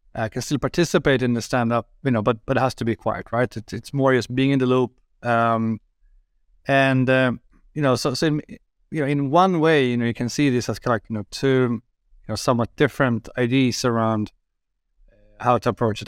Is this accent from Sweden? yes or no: yes; Sweden; I'm from Sweden